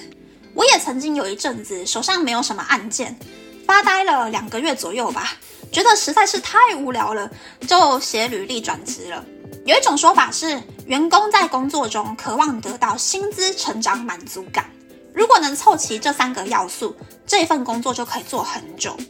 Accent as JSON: {"language": "Chinese", "country": "Taiwan", "said": "身为台湾人，我真的觉得我好幸福哟。"}